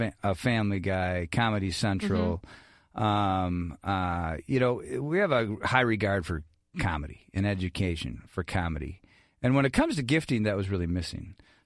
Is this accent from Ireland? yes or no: yes; Ireland; I'm Irish, so I talk forever